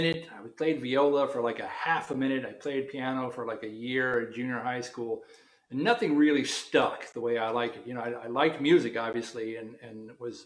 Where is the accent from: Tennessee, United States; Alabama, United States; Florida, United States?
Tennessee, United States; Chattanooga; moved away as an adult; also born or lived in New Orleans, Louisiana / New York / Los Angeles / London; now in New York City, United States; Grew up in Chattanooga, Tennessee, in the deep south